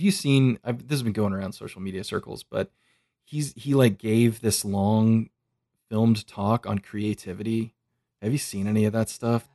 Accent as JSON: {"language": "English", "country": "United States", "tie": "born or raised there", "said": "I grew up in America"}